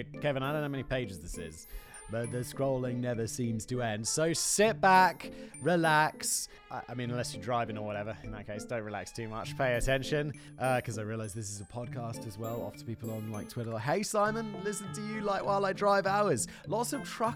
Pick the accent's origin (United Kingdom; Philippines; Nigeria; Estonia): United Kingdom; I'm British